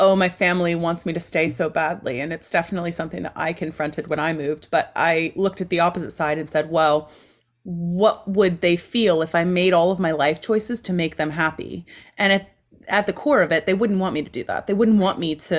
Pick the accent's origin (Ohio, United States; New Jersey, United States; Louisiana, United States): Ohio, United States; moved away as an adult; also born or lived in Texas; my home state, Ohio